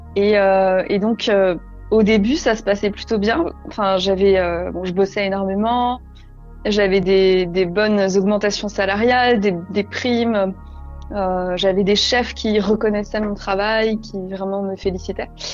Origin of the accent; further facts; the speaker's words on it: Alsace, Grand Est, France; moved away as an adult; also born or lived in Paris; la maison où j'ai grandi en Alsace